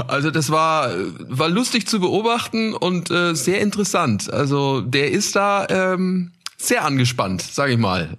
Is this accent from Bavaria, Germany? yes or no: yes; Nuremberg, Bavaria, Germany; in meiner Heimat in Nürnberg